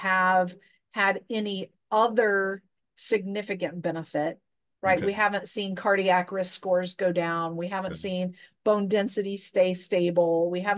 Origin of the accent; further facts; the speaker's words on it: United States; we as Americans